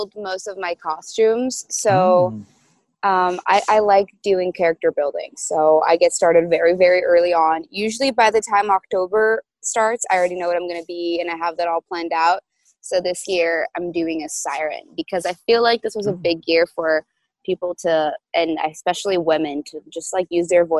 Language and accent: English; Brazil; moved away as an adult; now in New York, United States; I moved from Brazil to New York